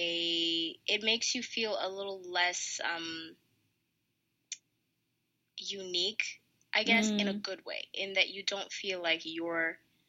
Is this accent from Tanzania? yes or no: yes; Tanzania; also born or lived in United States